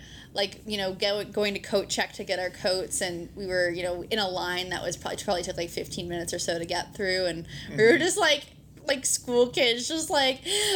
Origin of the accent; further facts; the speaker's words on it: Ontario, Canada; moved away; I'm from Ontario originally